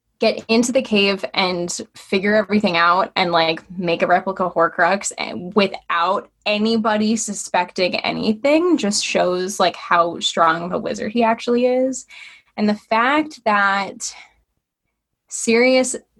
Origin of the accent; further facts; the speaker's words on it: Connecticut, United States; also born or lived in New York; I was born in New York, but I have been in Connecticut since I started kindergarten